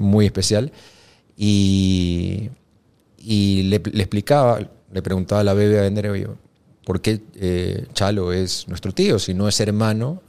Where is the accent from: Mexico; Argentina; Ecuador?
Ecuador; como, como ecuatoriano